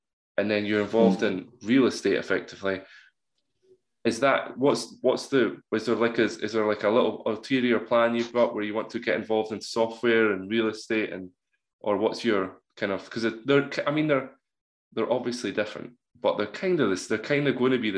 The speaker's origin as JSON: {"language": "English", "region": "Scotland", "country": "United Kingdom", "said": "I'm from Scotland"}